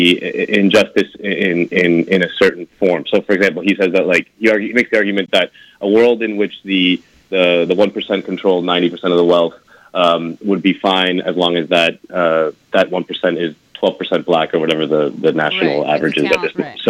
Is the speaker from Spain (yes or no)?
yes; Spain; moved away; I'm originally from Spain. My family's from Spain.